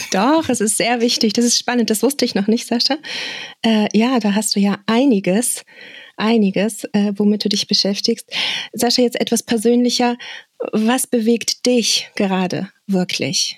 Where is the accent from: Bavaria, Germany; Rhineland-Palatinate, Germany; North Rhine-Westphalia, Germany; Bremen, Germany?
North Rhine-Westphalia, Germany; Bonn; meinem Heimatort Bonn